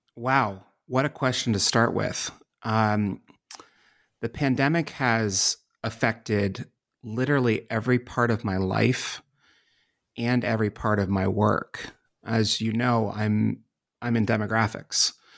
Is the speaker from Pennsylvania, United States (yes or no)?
yes; Pittsburgh, Pennsylvania, United States; moved away as an adult; also born or lived in Washington, D.C.; my home city of Pittsburgh, Pennsylvania, and my adopted city of Washington, D.C.